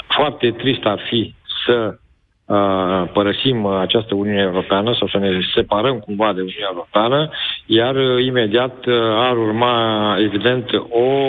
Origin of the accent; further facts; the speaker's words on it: Galați, Galați County, Romania; sunt fiind din Galați, îți dai seama că aici, în sudul Moldovei